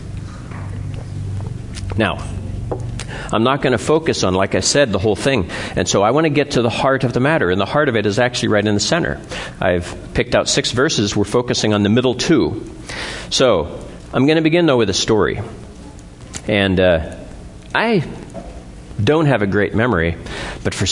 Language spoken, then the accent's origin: English; Eastern Ohio, United States; moved away; I was from Eastern Ohio, and pretty much where the Amish are